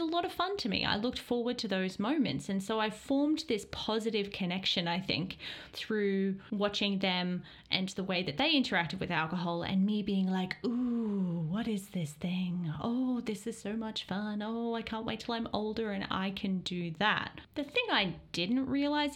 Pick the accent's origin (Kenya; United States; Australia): Australia; growing up in Australia and being Australian